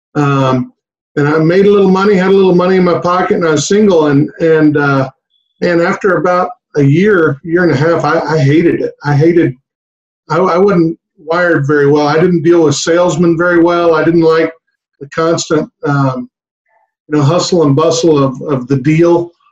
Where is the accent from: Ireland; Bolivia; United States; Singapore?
United States; Harlingen, Texas; I grew up down in the valley, my uh, in Harlingen